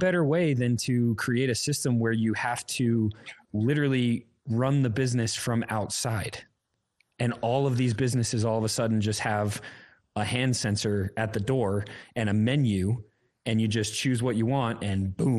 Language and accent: English; Middletown, New York, United States; I was born in Middletown.